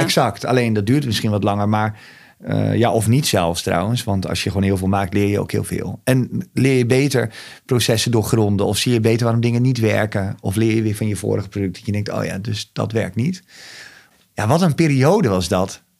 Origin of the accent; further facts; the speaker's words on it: Overijssel, Netherlands; het is mijn geboortegrond ik voel me hier thuis